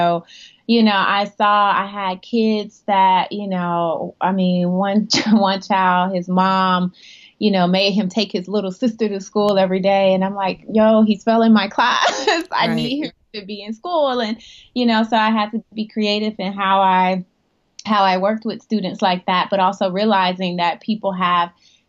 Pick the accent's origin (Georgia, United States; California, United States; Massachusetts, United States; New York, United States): Georgia, United States; Decatur; moved away; In Decatur, Georgia. Yep. Born and raised.